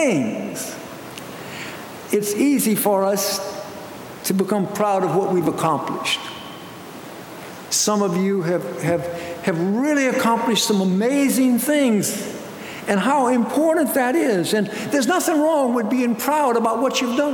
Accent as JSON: {"language": "English", "country": "United States", "said": "as American people"}